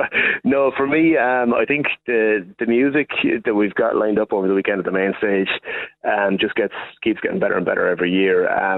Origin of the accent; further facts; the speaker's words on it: Portlaoise, Leinster, Ireland; growing up in Portlaoise all those years